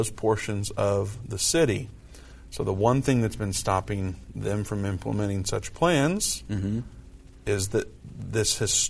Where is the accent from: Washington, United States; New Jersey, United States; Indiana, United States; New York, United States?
Indiana, United States; moved away; I'm from Indiana. We say it a little different up there.